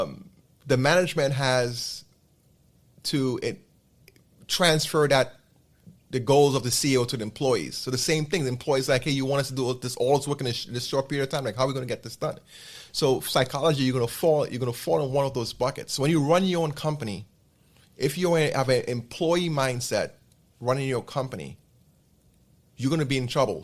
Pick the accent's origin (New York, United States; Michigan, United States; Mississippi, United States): New York, United States; I'm based in New York. This is my hometown